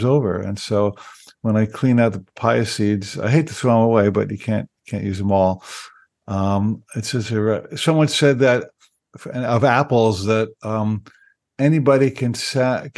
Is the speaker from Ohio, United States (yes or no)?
no; New Jersey, United States; moved away; I grew up in New Jersey